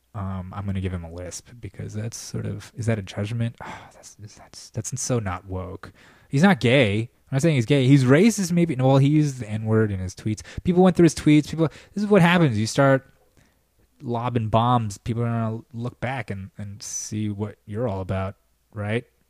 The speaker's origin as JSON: {"language": "English", "country": "United States", "said": "being an American, being an American"}